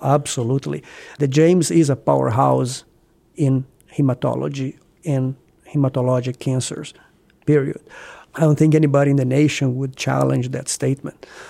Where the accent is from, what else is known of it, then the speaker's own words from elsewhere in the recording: small town Brazil, between Rio and São Paulo, Southeast Brazil, Brazil; English is a second language; moved away as an adult; also born or lived in Rio de Janeiro, Brazil / Houston, Texas, United States; now in Columbus, United States; I was born in Br-, small town Brazil, you know, somewhere in, if you look at the map, between Rio and São Paulo, southeast Brazil. And I went to medical school in Rio